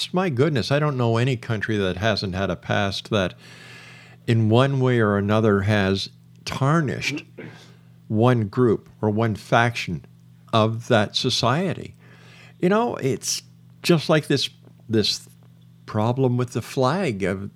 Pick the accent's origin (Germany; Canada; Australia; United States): Canada; as a Canadian